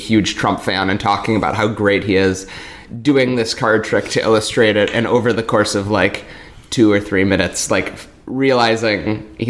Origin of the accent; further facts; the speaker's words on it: Milwaukee, Wisconsin, United States; I'm from Milwaukee, Wisconsin